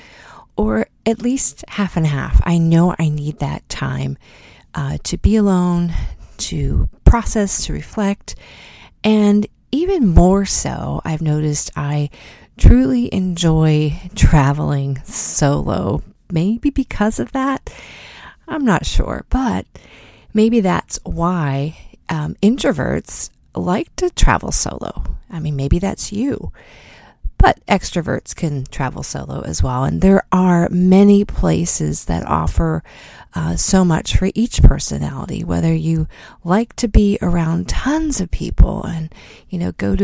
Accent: United States; as an American

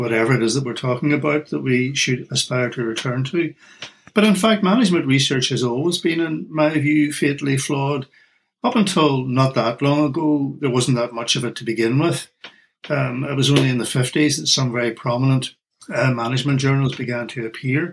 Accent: Northern Ireland, United Kingdom; accent: Irish; moved away; my accent is Irish. I come originally from Northern Ireland

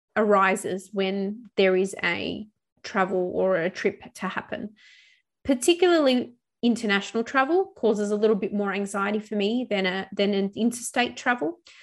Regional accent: Melbourne, Victoria, Australia; returning back to my hometown of Melbourne

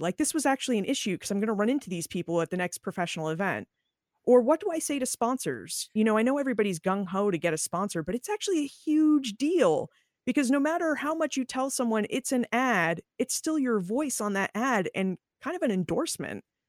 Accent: New England, United States; also born or lived in Boston; I was born in Boston. I grew up in New England

